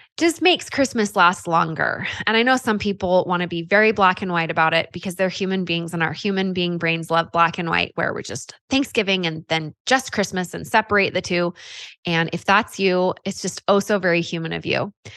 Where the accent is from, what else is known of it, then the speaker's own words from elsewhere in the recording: California, United States; now in Utah, United States; I grew up in California